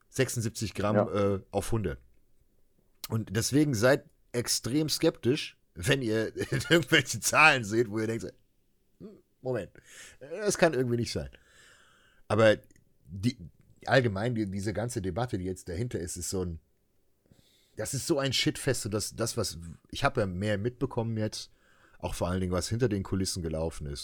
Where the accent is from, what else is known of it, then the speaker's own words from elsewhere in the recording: Germany; als Deutsche